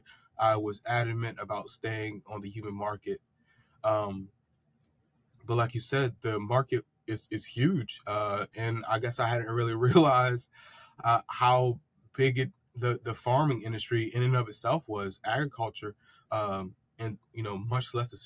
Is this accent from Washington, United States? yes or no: no; Princess Anne, Maryland, United States; I'm from Princess Anne, Maryland, which is a small town here on the eastern shore of Maryland. I've grown up here my entire life.